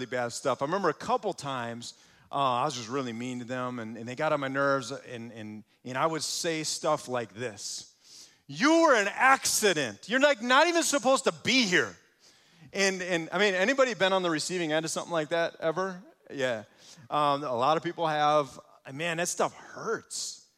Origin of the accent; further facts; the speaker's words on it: Muskego, Wisconsin, United States; I grew up in Muskego, so just down the road a little ways